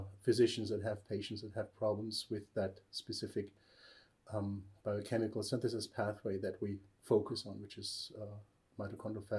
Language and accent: English; Germany; moved away as an adult; also born or lived in Würzburg, Germany / Albany, United States; now in Oulu, Finland; I'm actually German